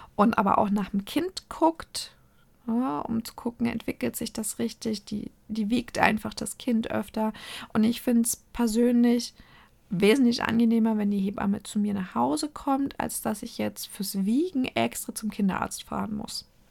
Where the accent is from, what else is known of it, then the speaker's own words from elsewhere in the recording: Nuremberg, Bavaria, Germany; ich komme aus der Lebkuchenhochburg